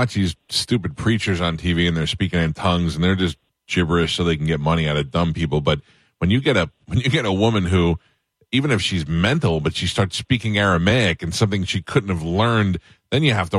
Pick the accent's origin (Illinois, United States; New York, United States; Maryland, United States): New York, United States; moved away; Now, I grew up in New York.